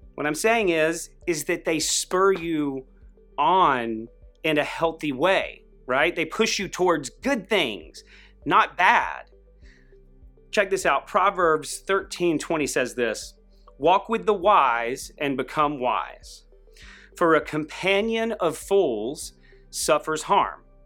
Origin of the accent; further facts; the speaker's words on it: Greenville, South Carolina, United States; I grew up in Greenville, South Carolina